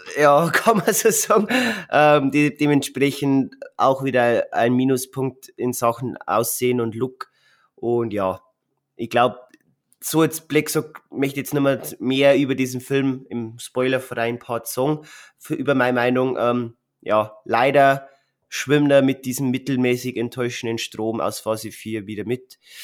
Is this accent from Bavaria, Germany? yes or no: yes; Bavaria, Germany; bei uns in Bayern